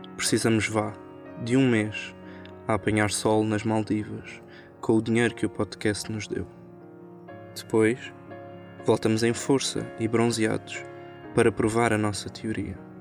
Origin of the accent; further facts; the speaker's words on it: Portugal; como portugueses